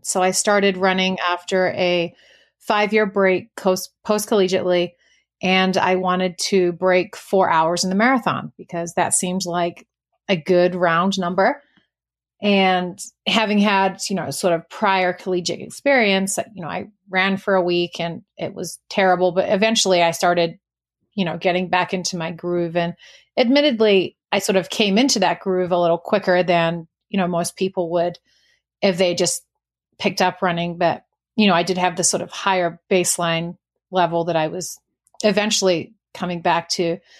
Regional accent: New Zealand; I am from New Zealand originally, so I apologize if anyone has any difficulty with the accent. Most of it has sort of dropped off

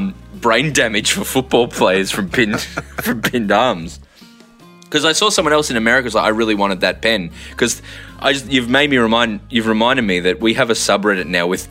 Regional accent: Australia; Australian. I'm Irish heritage. I'm not Greek in any way

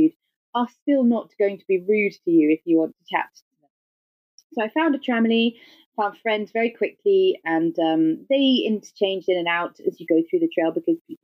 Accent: England, United Kingdom; accent: English; my English accent and being British

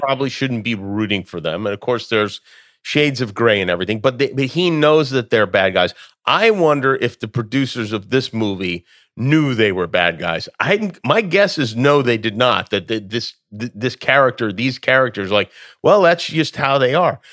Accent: Las Vegas, Nevada, United States; moved away; growing up in Las Vegas

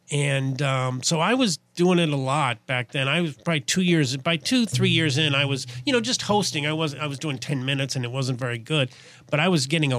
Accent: Midwest, United States; Well, I'm from the Midwest.

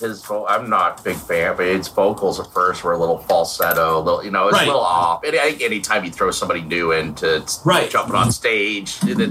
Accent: Las Vegas, Nevada, United States; growing up in Vegas

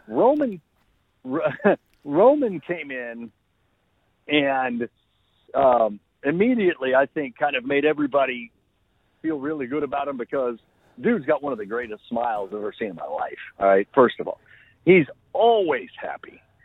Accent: Oklahoma, United States; my home state

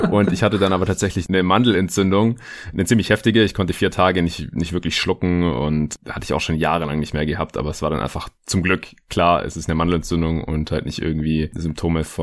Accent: United States; wie wir uns das als Amerikaner vorstellen, in Freiheit.

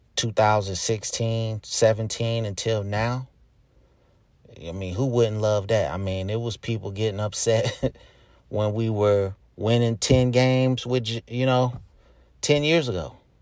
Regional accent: Charlotte, North Carolina, United States; I'm from Charlotte, North Carolina

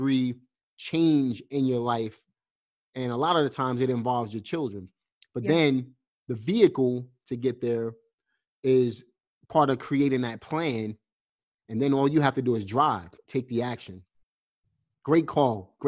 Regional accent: New York City, New York, United States; I'm from Brooklyn, obviously, but I have roots in the South.

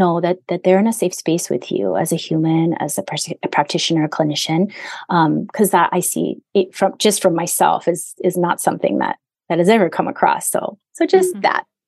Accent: Hawaii, United States; in my 50 years almost of being here, I've only met one person, one, when I said I'm Native Hawaiian

